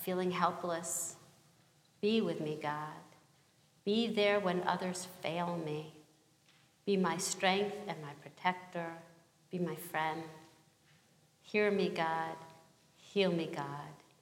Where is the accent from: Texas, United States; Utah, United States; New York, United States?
New York, United States; New York City; now in Los Angeles, United States; I come from Brooklyn and I live